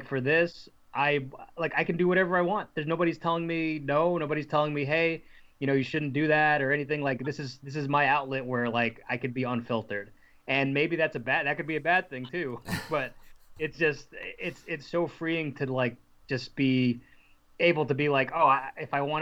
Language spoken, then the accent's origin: English; New Jersey, United States; I'm from New Jersey